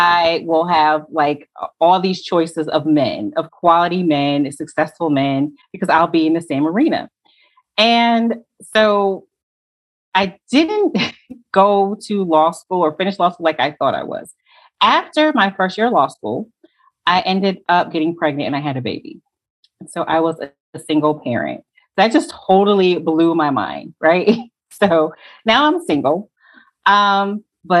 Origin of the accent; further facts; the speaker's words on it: Connecticut, United States; now in Atlanta, United States; I currently live in Atlanta, but I'm originally from Connecticut